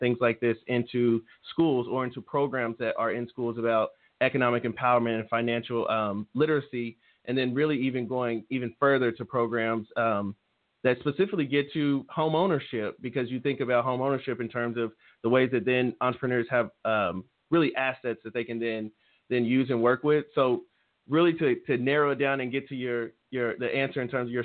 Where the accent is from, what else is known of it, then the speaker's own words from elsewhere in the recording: Tulsa, Oklahoma, United States; I grew up right here in North Tulsa